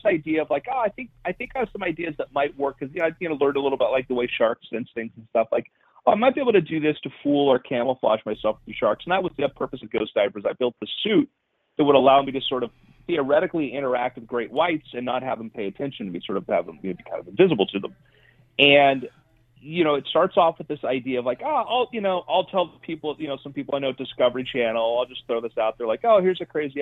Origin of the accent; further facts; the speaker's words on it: South Florida, United States; I grew up in South Florida